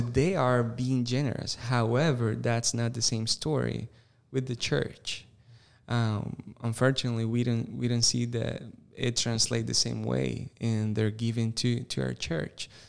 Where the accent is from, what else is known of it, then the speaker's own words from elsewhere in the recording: Costa Rica; English is a second language; moved away as an adult; now in Greenville, United States; I was born and raised in Costa Rica.